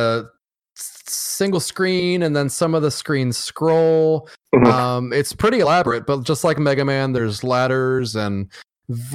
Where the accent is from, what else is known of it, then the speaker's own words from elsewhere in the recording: the South, United States; I'm from the South